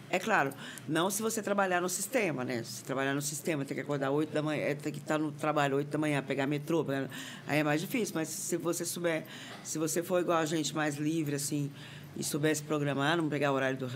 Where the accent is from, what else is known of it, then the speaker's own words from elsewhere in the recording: Goiânia, Goiás, Brazil; moved away as an adult; also born or lived in Amsterdam / Alto Paraíso / Brasília; eu sou de Goiânia